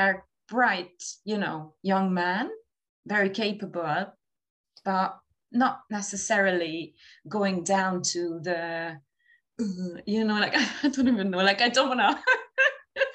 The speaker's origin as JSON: {"language": "English", "country": "Hungary", "also_born_or_lived": "Dublin, Ireland", "moved": "as an adult", "lives_now": "London, United Kingdom", "said": "I moved out of Hungary because of my relationship"}